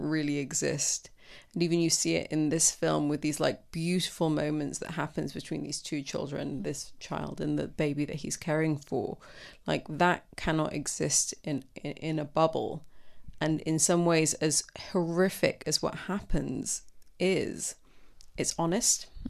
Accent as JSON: {"language": "English", "country": "Sudan", "tie": "born or raised there", "also_born_or_lived": "London, United Kingdom", "moved": "yes", "lives_now": "United Kingdom", "said": "I myself, I'm, you know, was born here, but I grew up in Sudan"}